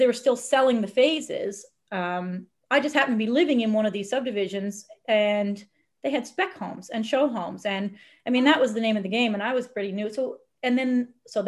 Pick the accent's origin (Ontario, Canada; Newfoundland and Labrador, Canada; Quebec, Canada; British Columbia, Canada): Newfoundland and Labrador, Canada; moved away as an adult; also born or lived in Brooks, Alberta / Edmonton, Alberta; I was from the small town in Newfoundland